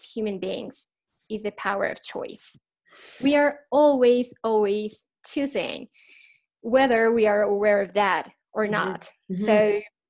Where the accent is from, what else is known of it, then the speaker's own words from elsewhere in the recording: Mexico; moved away as an adult; now in Mexico City, Mexico; I am from Mexico. I am from tequila and tacos land